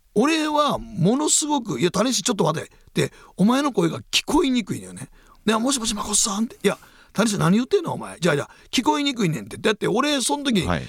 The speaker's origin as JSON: {"language": "Japanese", "region": "Osaka", "country": "Japan", "tie": "born or raised there", "said": "大阪駅でうちの実家に泊まると"}